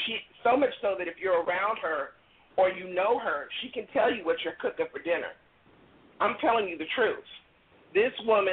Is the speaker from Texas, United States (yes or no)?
no; California, United States; now in Oklahoma City, United States; I'm originally from California.